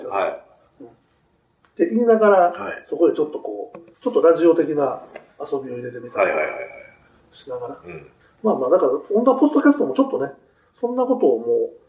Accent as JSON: {"language": "Japanese", "town": "Nagoya", "region": "Aichi", "country": "Japan", "tie": "born or raised there", "moved": "yes", "said": "僕、名古屋の方の出身で"}